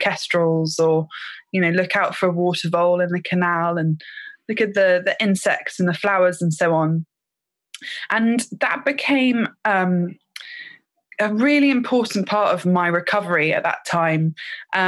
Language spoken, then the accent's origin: English; Thames Valley, South East England, United Kingdom; I grew up in the Thames Valley in quite an urban area